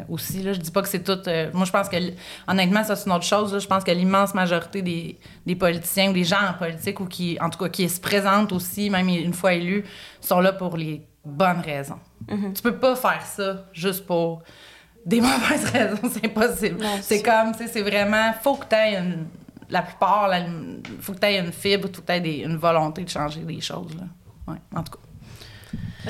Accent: Quebec, Canada; moved away; je suis québécoise, canadienne

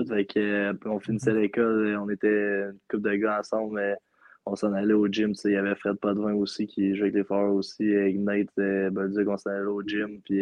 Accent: Gatineau, Quebec, Canada; now in Val-d'Or, Canada; numéro 77 des Foreurs de Val d'Or. c'est ma première année avec les Foreurs, puis je suis originaire de Gatineau.

